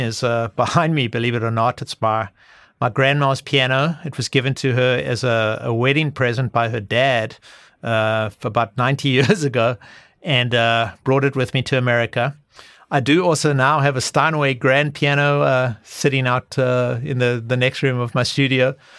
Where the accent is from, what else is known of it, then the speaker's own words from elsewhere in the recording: South Africa; growing up in South Africa